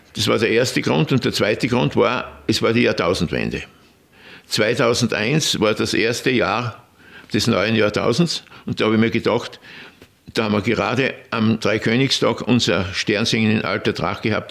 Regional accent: Bad Aussee, Styria, Austria; born or raised there

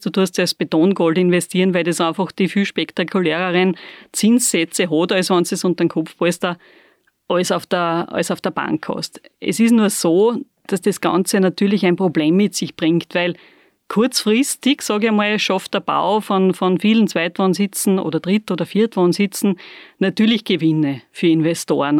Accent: Bad Aussee, Styria, Austria; bisschen sind wir noch in der Insel der Seligen in Aussee

